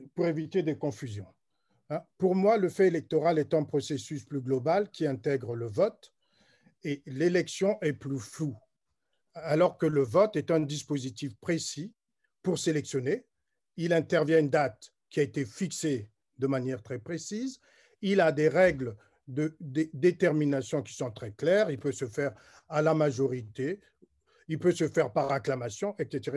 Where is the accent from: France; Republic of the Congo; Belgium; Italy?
Republic of the Congo; je suis congolais